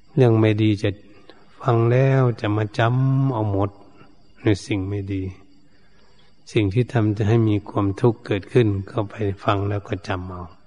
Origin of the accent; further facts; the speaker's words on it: Thailand